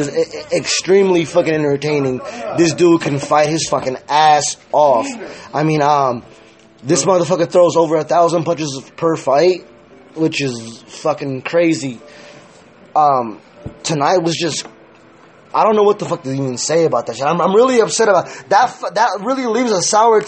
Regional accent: California, United States; I'm from Cali

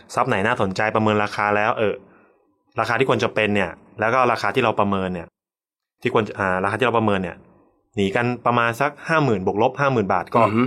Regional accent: Chonburi, Thailand; also born or lived in Bangkok; กลับบ้านที่ชลบุรี

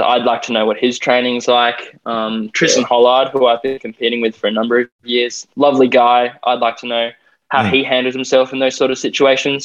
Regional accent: Perth, Western Australia, Australia; now in Gold Coast, Australia; I'm currently on the Gold Coast. I'm from Perth, um, WA, the best state in my opinion.

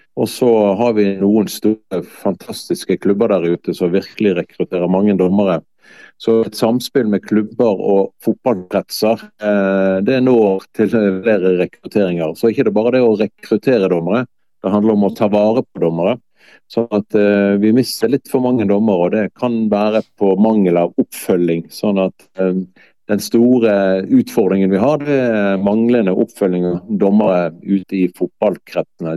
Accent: Bergen, Vestland, Norway; also born or lived in Lindås / Håkonsvern; jeg har vokst opp i Sandviken, faktisk, av alle plasser. Og ungdomstida så flytter vi til Matoppellen og Håkonsvern

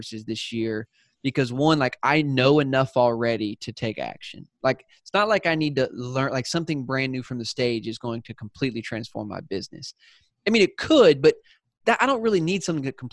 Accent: South Carolina, United States; accent: Southern; moved away as an adult; also born or lived in San Diego; I'm from South Carolina. So when I moved out to San Diego, I had a Southern accent

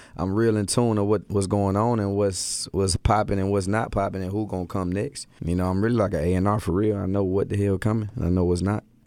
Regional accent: Atlanta, Georgia, United States; born or raised there; also born or lived in Milwaukee

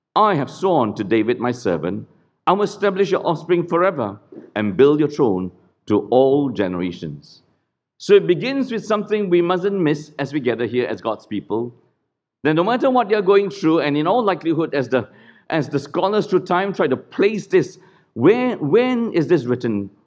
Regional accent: Singapore; Singapore is a clean country, do not be fooled. We are a cleaned country.

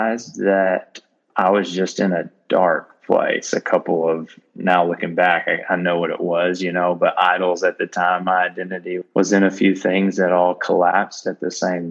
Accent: North Little Rock, Arkansas, United States; I grew up in the North Little Rock area in Arkansas

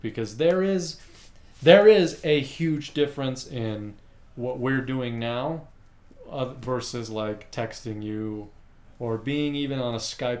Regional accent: United States; We're American.

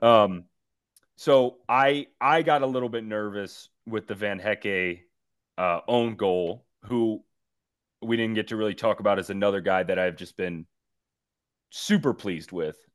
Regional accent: East Coast, United States; now in El Paso, United States; as a kid growing up on the East Coast

